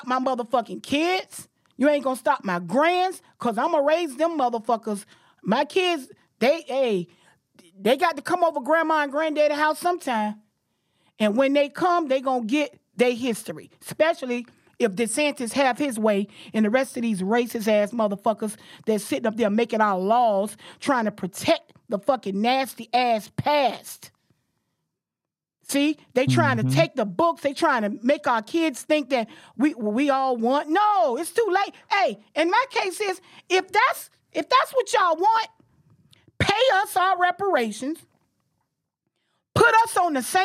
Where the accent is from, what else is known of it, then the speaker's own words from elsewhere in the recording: Jacksonville, Florida, United States; I'm from Jacksonville